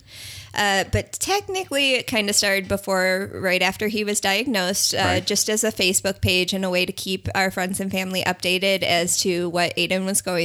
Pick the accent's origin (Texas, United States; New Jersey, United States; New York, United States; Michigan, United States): New York, United States; Western; moved away as an adult; now in Florida, United States; I'm originally from Western New York. So we moved down here about 6 years ago.